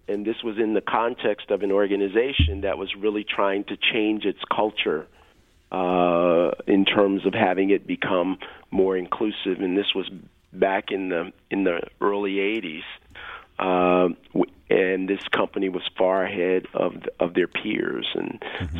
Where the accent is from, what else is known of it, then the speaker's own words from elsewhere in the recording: Kansas City, Missouri, United States; I grew up in Kansas City, Missouri